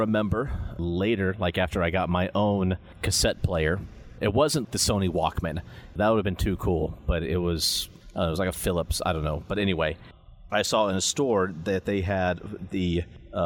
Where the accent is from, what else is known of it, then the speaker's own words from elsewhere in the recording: Kansas, United States; Growing up in Kansas, we used to make regular trips down to the Dallas, Texas area to visit family